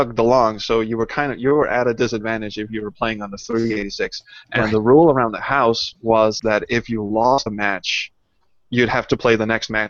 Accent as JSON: {"language": "English", "country": "Denmark", "second_language": "English", "said": "Well, it was you know, Denmark being a very small country, but there was a very nice little LAN"}